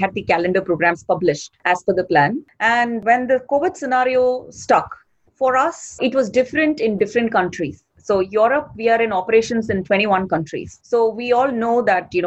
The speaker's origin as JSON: {"language": "English", "town": "Chennai", "region": "Tamil Nadu", "country": "India", "tie": "born or raised there", "said": "I'm from India, born and brought up in a city named Chennai"}